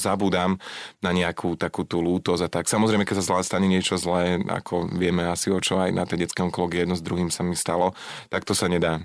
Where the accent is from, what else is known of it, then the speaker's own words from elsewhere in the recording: Lower Orava, Žilina Region, Slovakia; ja som z Dolnej Oravy, z Dolnej